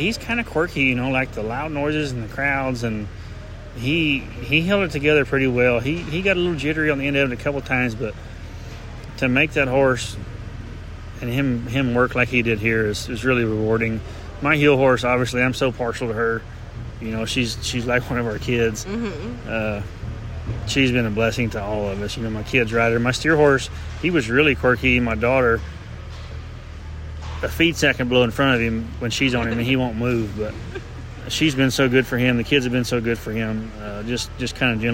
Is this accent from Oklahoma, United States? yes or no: yes; Oklahoma, United States; the only guy that's truly born and raised in Oklahoma